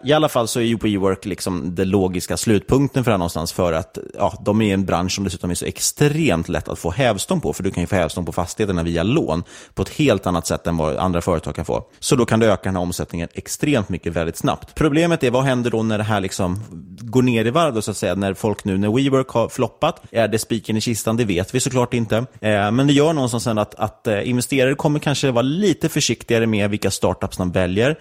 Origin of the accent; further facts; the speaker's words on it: Sweden; som svenskar